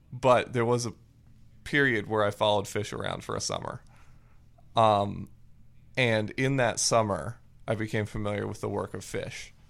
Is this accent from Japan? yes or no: yes; Japan; um because I grew up in Japan.